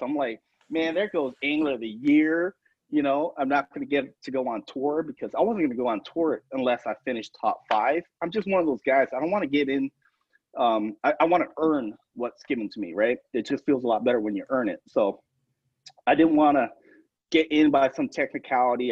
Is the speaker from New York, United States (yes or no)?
no; Tucson, Arizona, United States; growing up in Tucson where the limit's only three